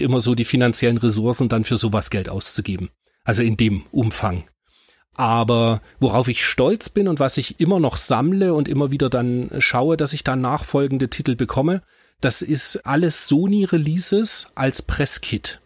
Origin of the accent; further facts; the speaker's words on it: East Germany, Germany; moved away; also born or lived in Munich; ich bin ja ein Kind des Ostens